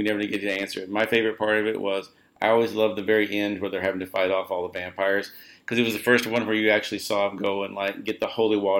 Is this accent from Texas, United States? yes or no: no; Joplin, Missouri, United States; At the mall I grew up at in Joplin